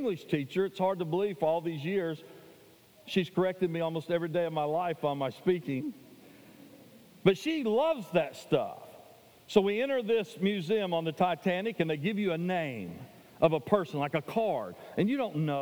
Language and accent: English; Tennessee, United States; now in Anchorage, United States; I was from Tennessee